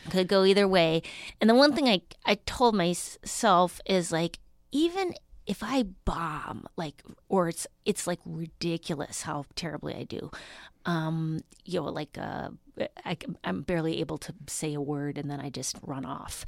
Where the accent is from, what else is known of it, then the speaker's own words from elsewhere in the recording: Duluth, Minnesota, United States; now in Los Angeles, United States; I'm originally from Duluth, Minnesota.